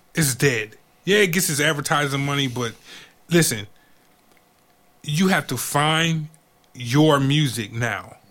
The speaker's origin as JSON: {"language": "English", "region": "Georgia", "country": "United States", "tie": "born or raised there", "said": "I grew up in Georgia."}